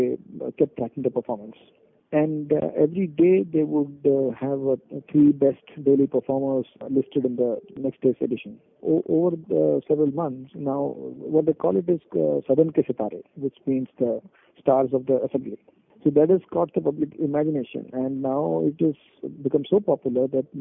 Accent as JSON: {"language": "English", "region": "Kerala", "country": "India", "said": "I am from Kerala"}